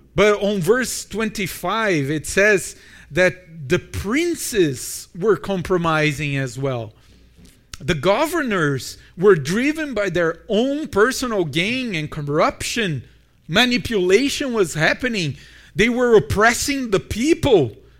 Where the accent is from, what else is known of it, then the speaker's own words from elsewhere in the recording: Brazil; moved away as an adult; now in Milton, Canada; I'm from Brazil